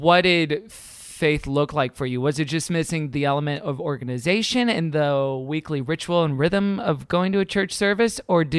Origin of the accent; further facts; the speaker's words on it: Houston, Texas, United States; Growing up in Houston, there was an Assembly God church that I went to that wasn't predominantly Black